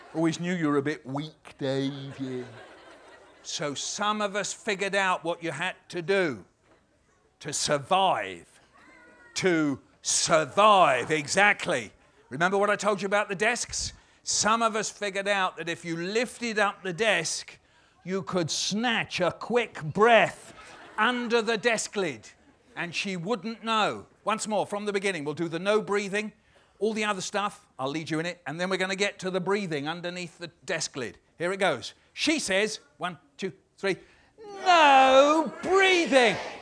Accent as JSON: {"language": "English", "region": "London", "country": "United Kingdom", "said": "as we say in London"}